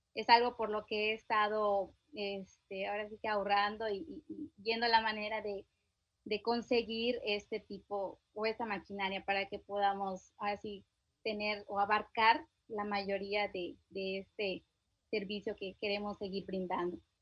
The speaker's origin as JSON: {"language": "Spanish", "region": "Chiapas", "country": "Mexico", "said": "yo soy del estado de Chiapas, mi esposo del estado de Yucatán"}